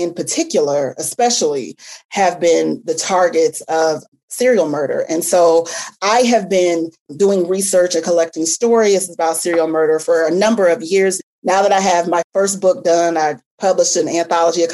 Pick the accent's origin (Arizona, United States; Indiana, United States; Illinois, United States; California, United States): Illinois, United States; Peoria; moved away; I am from a little city called Peoria, Illinois. It's not a suburb of Chicago. It's about two and a half hours south of Chicago.